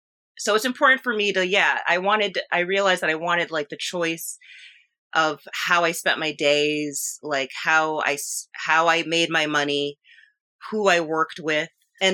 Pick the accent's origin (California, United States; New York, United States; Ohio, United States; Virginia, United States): New York, United States; Nyack; I am from Nyack, New York, which is in the Hudson Valley region of New York. I'm about 20 miles north of the George Washington Bridge.